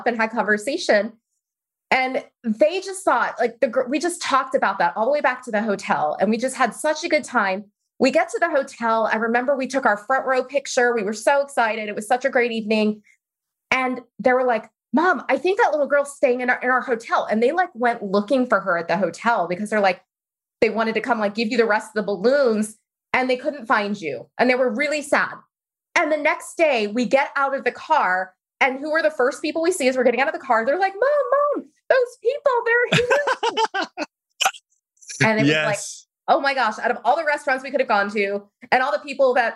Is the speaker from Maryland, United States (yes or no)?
yes; Baltimore, Maryland, United States; moved away as an adult; also born or lived in Chicago; now in Austin, United States; I'm from Baltimore originally, child of immigrants